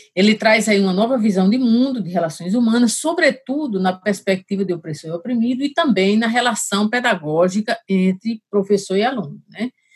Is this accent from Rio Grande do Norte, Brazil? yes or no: yes; Angicos, Rio Grande do Norte, Brazil; also born or lived in Rio de Janeiro; eu sou natural do Rio Grande do Norte, né? cidade de Angicos